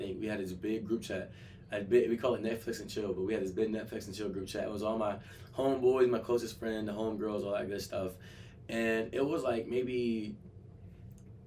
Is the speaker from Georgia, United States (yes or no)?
yes; Atlanta, Georgia, United States; moved away; I'm from Atlanta. Like I'm from the South